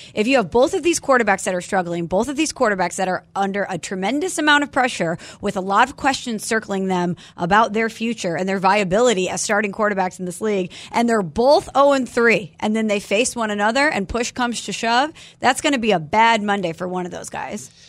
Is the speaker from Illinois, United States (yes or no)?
no; St. Louis, Missouri, United States; I'm from Saint Louis